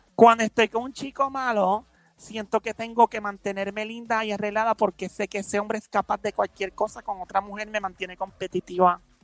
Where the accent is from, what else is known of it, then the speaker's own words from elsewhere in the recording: San Lorenzo, Puerto Rico; also born or lived in Carolina; yo nací en San Lorenzo.